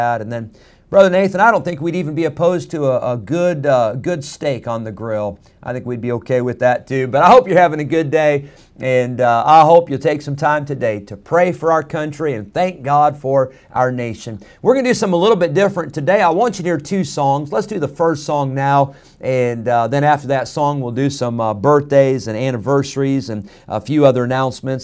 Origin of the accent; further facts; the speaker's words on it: United States; I'm an American. I'm glad that I live in the United States of America